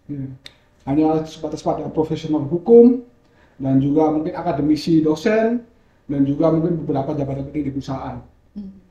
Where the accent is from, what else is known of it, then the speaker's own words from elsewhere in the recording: Malang, East Java, Indonesia; Hmm saya asli Malang dan umur saya sekarang 22 tahun.